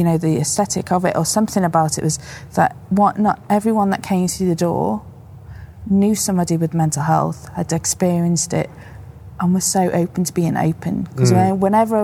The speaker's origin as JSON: {"language": "English", "town": "Liverpool", "region": "North West England", "country": "United Kingdom", "moved": "yes", "said": "I'm originally from Liverpool"}